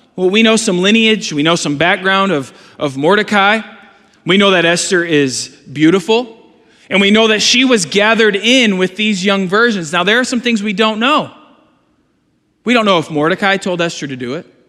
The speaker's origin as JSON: {"language": "English", "country": "United States", "said": "Am I American? Yes"}